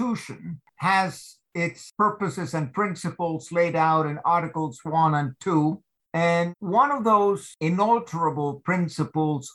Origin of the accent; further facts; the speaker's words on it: United States; now in Switzerland; I'm an American citizen